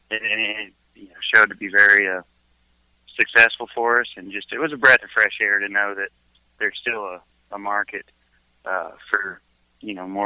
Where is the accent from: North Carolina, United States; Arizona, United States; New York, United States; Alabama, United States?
Alabama, United States; We're from everywhere, but I was raised in Alabama a good portion of my life, childhood, and uh, got started in gospel music